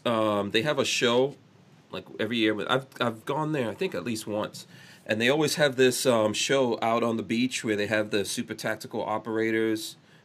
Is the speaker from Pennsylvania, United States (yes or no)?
no; New York City, New York, United States; I grew up in New York City